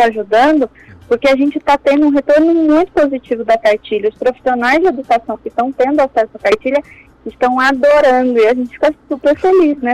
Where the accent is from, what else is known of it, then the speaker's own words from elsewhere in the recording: Campinas region, São Paulo, Brazil; moved away; Eu não sou da região de Bauru, né? Eu sou da região de Campinas.